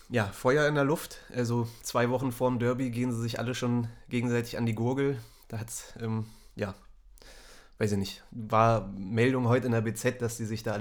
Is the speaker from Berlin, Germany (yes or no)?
yes; Berlin, Germany; born there; bin gebürtiger Berliner und du auch